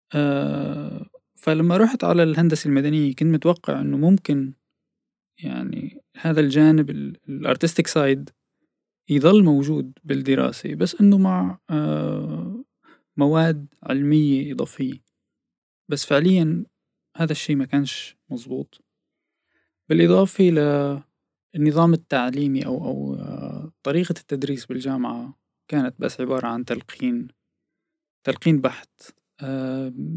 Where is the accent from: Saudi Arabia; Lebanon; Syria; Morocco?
Syria; As-Suwayda, As-Suwayda Governorate; moved away as an adult; also born or lived in Aleppo, Syria / Sanaa, Yemen / Damascus, Syria; now in Netherlands; ولدت بسوريا بالسويدة بمدينة السويدة